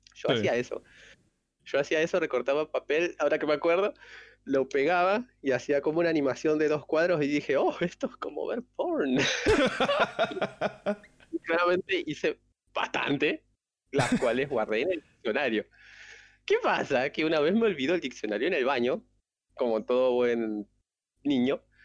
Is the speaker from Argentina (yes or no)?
yes; Argentina; yo soy de Argentina